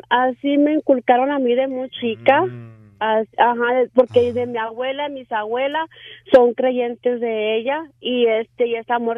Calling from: Fort Collins, Colorado, United States; soy aquí de Fort Collins, Colorado.

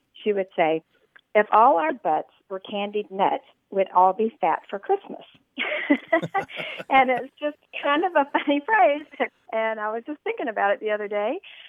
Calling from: Flower Mound, Texas, United States; I'm calling from Flower Mound, Texas.

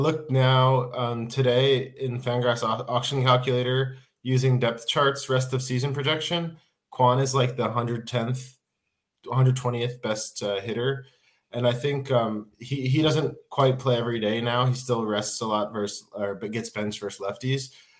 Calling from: Finland; I'm in Finland. I was in U.S. Visiting family last week

